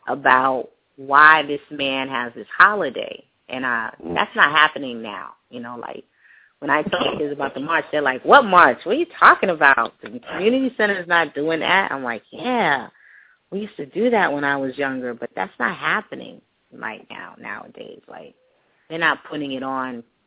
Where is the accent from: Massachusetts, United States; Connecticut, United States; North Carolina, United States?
Connecticut, United States; Stamford; I grew up in Stanford